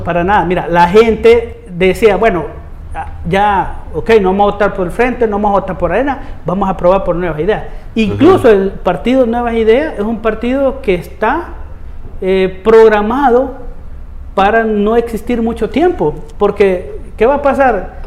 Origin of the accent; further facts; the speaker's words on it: Soyapango, San Salvador, El Salvador; Yo soy de La Coruña, de Soyapango. Allí he vivido más de 35 años